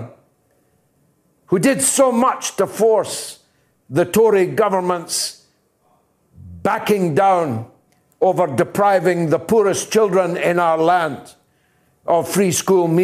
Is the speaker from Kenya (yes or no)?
no; United Kingdom; I am British